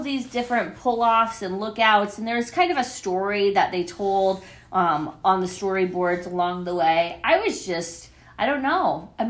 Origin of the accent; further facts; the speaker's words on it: Iowa, United States; moved away; also born or lived in Ohio; I had lived in Ohio almost as long as my hometown in Iowa...